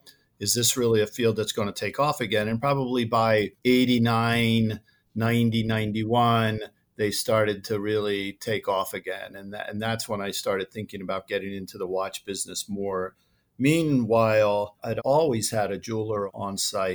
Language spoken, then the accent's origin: English; outside of Philadelphia, Pennsylvania, United States; moved away as an adult; also born or lived in New Jersey; now in Scottsdale, United States; I grew up outside of Philadelphia